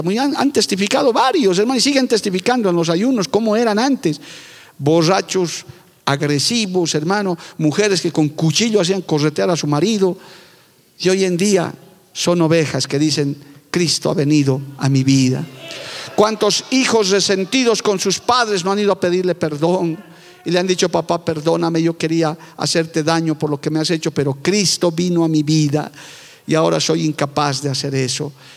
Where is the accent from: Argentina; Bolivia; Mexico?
Bolivia; mi país está mal. Nuestro país